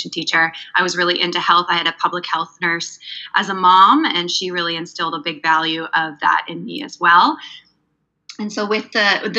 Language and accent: English; Canada; moved away; I'm from Canada, and I taught in Canada for 7 years